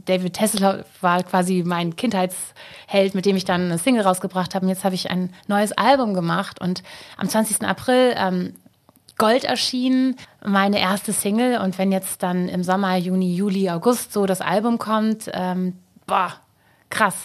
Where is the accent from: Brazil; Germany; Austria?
Germany; Hamburg; Hamburg ist halt meine Heimat